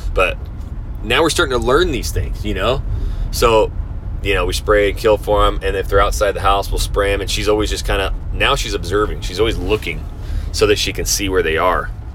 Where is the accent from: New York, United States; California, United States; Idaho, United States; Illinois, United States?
Idaho, United States; North; now in Houston, United States; I come from the Northwest up North Idaho, so I'm used to having five, six months of winter